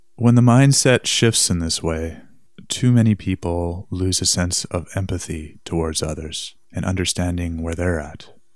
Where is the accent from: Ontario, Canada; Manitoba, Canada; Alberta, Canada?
Manitoba, Canada; Winnipeg; my hometown, downtown Winnipeg